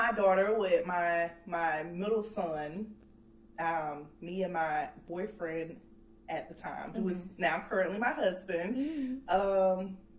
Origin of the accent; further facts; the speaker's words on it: South Georgia, United States; moved away as an adult; now in North Carolina, United States; I am from South Georgia, small town in South Georgia, but I have been in North Carolina for almost 10 years now.